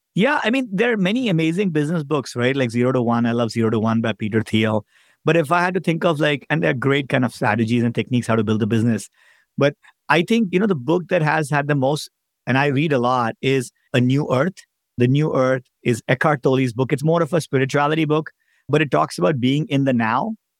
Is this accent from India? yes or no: yes; India; moved away as an adult; now in United States; I grew up in India as an immigrant.